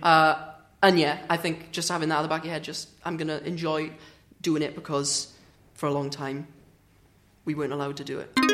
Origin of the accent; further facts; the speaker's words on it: Swansea, Wales, United Kingdom; I'm from Swansea